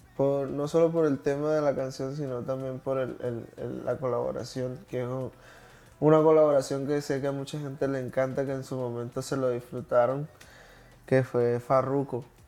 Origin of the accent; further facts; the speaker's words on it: Colombia; moved away as an adult; now in Miami, United States; yo que vengo de Colombia y recién estoy acá en los Estados Unidos